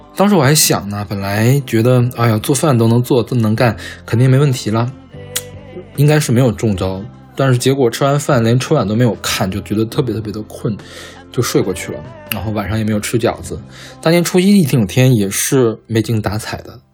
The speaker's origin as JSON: {"language": "Chinese", "region": "Northeast China", "country": "China", "tie": "born or raised there", "also_born_or_lived": "Luoyang / Beijing", "moved": "yes", "said": "虽然我们家现在搬到了洛阳，但我和我爸都是东北长大的，所以我们年夜饭是按照东北的习俗"}